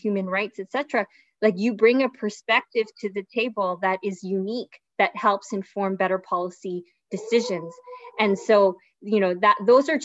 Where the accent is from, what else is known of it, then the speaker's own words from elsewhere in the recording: Brampton, Ontario, Canada; growing up here in the city